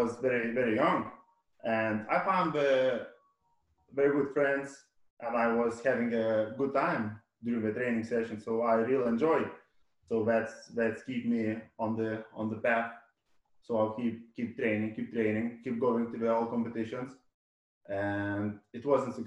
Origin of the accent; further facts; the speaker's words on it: Radviliškis, Šiauliai County, Lithuania; moved away as an adult; now in United Kingdom; my hometown, Radviliškis, which one is a small city in North Lithuania